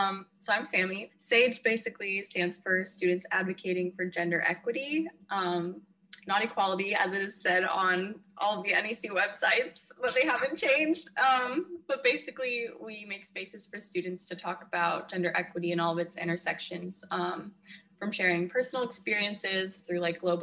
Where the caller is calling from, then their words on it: California, United States; I'm calling in from California, and right now I'm working on getting through this semester.